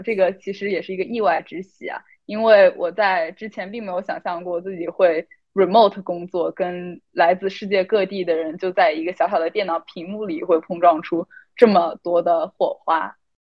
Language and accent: Chinese; China; now in Boston, United States; 我来自中国，现在在波士顿